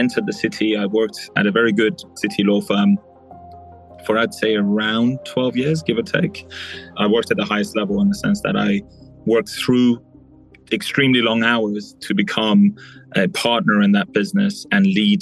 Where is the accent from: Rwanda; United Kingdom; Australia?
United Kingdom; moved away as an adult; now in Dubai, United Arab Emirates; I was raised in the UK. I'm ethnically Persian, but most of the time I'm between the two countries. I'm in Dubai a lot longer than the UK